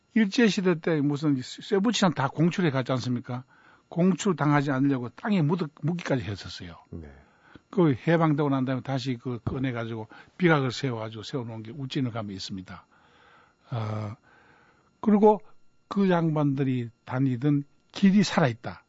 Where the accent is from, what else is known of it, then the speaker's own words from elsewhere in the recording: Cheongsong, North Gyeongsang, South Korea; 제가 좀 시골에서 자랐기 때문에 청송이라는 곳이 고향인데 청송에서 자랐기 때문에